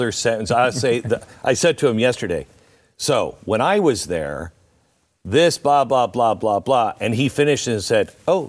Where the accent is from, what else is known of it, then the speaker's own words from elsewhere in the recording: Pacific Northwest, United States; it's just I grew up in the Pacific Northwest